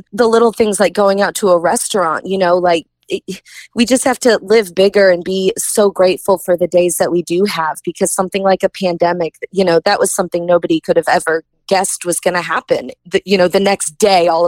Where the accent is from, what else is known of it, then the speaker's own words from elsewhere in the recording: Kansas City, Missouri, United States; Kansas City is always going to be near and dear to my heart. That's my hometown.